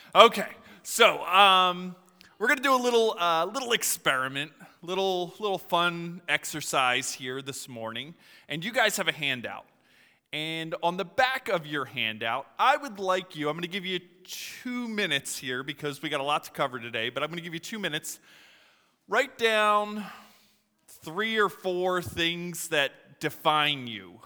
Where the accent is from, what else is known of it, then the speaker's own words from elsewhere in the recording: Philadelphia, Pennsylvania, United States; moved away; I'm from Philadelphia, uh, originally.